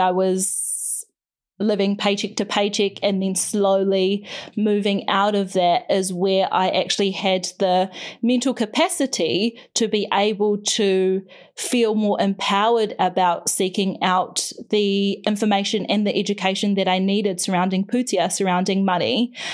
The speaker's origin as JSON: {"language": "English", "town": "Whakatane", "region": "Bay of Plenty", "country": "New Zealand", "tie": "born or raised there", "also_born_or_lived": "Tutangi", "said": "we moved to Whakatane when I was eight, which is a bigger, small town on the coast, the Bay of Plenty in Aotearoa in New Zealand"}